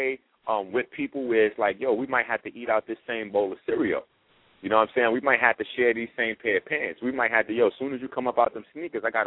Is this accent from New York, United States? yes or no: yes; New York, United States; I'm from the Bronx